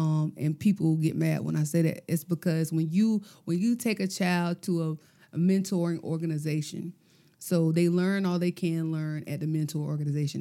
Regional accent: Gloverville, United States; I'm from Gloverville

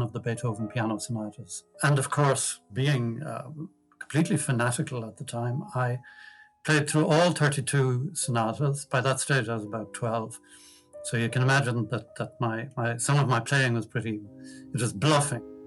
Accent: Dublin, Leinster, Ireland; also born or lived in Achill Island; We moved to Dublin when I was 10 from Achill Island

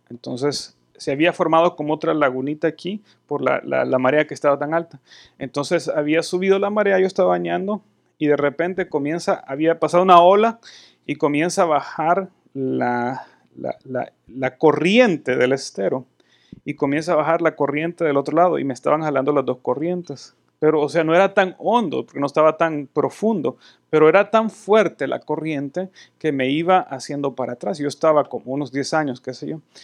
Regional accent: El Salvador; now in United States

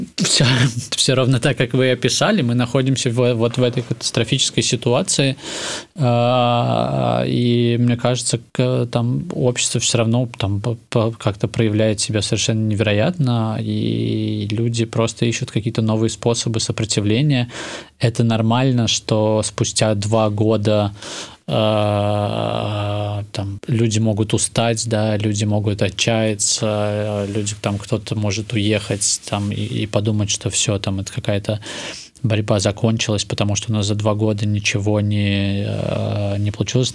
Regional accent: Minsk, Belarus; first language Russian; Я продолжу говорить на русском языке, потому что это мой родной язык, на котором я вырос во дворе на Академии наук

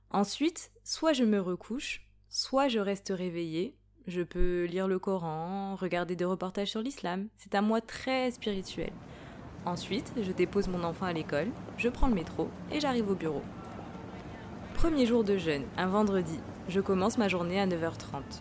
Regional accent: Hauts-de-France, France; now in Paris, France; Je vis à Paris, je suis née en Picardie. Mes parents sont originaires du Mali.

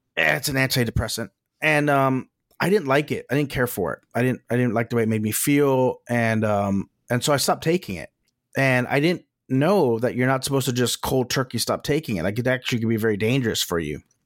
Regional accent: Texas, United States; moved away; also born or lived in Los Angeles; I'm from Texas, we've both lived in Los Angeles

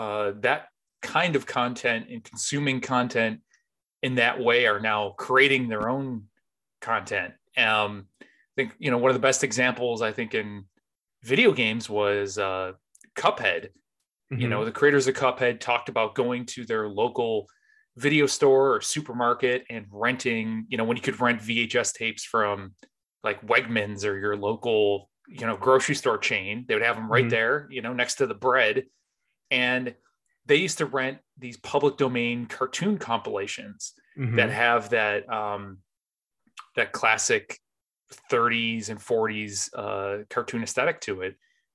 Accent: Northeast, United States; I grew up in the Northeast, but we used to have these, they weren't even like video.

